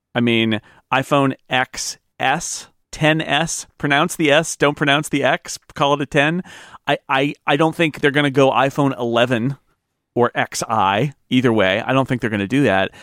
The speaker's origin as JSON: {"language": "English", "country": "United States", "said": "as an American"}